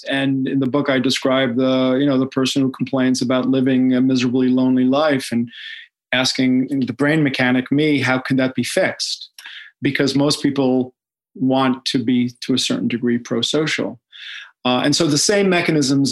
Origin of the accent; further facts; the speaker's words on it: Israel; moved away; I grew up in Israel.